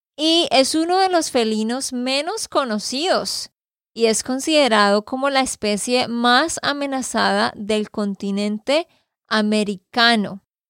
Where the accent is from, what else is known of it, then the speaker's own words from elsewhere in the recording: Santander, Colombia; de Santander, Colombia